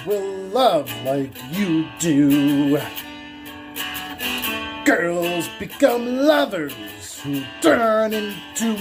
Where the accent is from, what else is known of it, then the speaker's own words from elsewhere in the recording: Rhode Island, United States; also born or lived in Salem, Massachusetts; I'm from Little Rhodey.